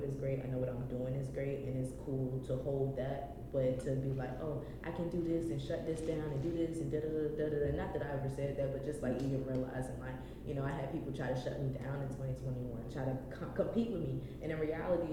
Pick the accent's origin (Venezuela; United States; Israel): United States; Richmond, Virginia; I'm from Richmond.